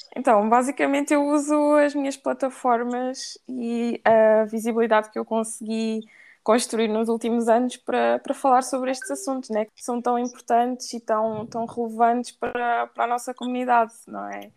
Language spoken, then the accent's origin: Portuguese; Portugal; eu nasci em Portugal, mas os meus pais são da Guiné-Bissau